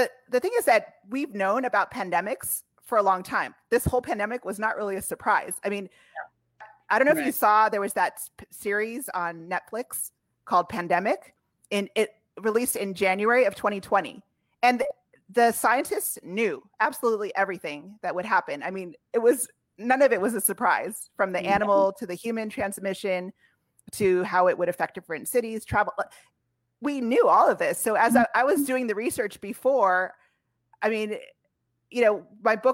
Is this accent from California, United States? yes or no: yes; California, United States; moved away as an adult; also born or lived in Washington, D.C. / Switzerland; I'm from California originally